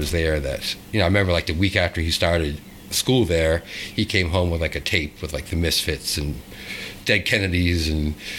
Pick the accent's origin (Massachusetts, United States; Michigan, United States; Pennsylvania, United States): Massachusetts, United States; Plymouth; also born or lived in Colorado; now in Wilmington, United States; I'm from Plymouth, Massachusetts